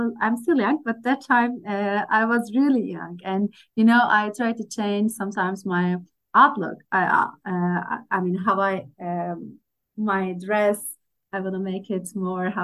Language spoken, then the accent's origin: English; Turkey; I'm from Turkey.